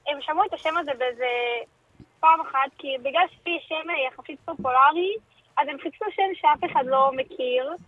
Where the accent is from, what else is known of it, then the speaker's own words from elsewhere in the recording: Kerem Maharal, Haifa District, Israel; מכרם מהר"ל, זה מושב ליד חיפה.